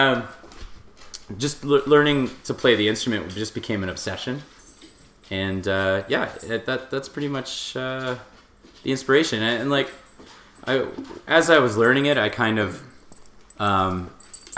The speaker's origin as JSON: {"language": "English", "town": "Richmond Hill", "region": "Ontario", "country": "Canada", "tie": "born or raised there", "also_born_or_lived": "Fernie", "moved": "yes", "said": "I grew up in southern Ontario in a town called Richmond Hill"}